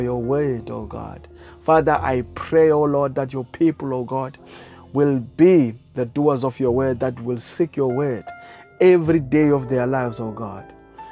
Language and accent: English; South Africa; I come all the way from South Africa